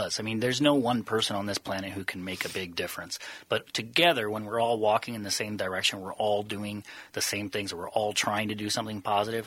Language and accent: English; Le Mars, Iowa, United States; moved away as an adult; also born or lived in Washington, D.C. / Tanzania; I'm originally from Northwest Iowa